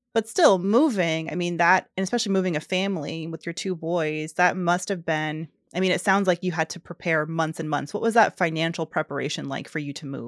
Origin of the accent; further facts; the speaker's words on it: Georgia, United States; Dasha recently moved to my home state, Georgia